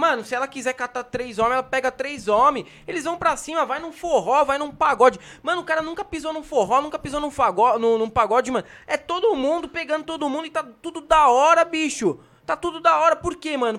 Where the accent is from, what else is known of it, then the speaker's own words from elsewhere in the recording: São Paulo, Brazil; eu não cresci em favela, mas eu cresci na cidade líder, na Zona Leste